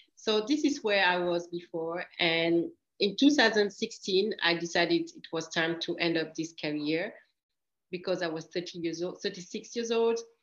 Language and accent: English; Grand Est, France; also born or lived in Equatorial Guinea; I come from a very beautiful country come, uh, in Africa, which is Equatorial Guinea. And when I was three years ago, I moved to France